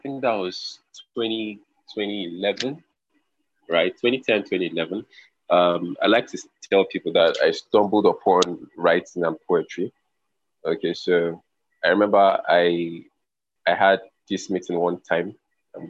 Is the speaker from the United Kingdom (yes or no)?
no; Lagos, Nigeria; also born or lived in Calabar; I actually was born in Lagos and I grew up in Lagos